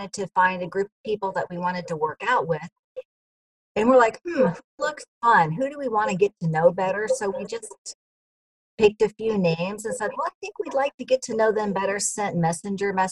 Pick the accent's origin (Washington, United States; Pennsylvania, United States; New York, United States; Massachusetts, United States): Washington, United States; Port Orchard; I'm from Port Orchard, Washington, about an hour from Seattle